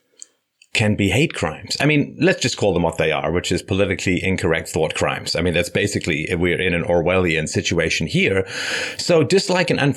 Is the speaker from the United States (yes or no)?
no; London, United Kingdom; moved away; I grew up in London, England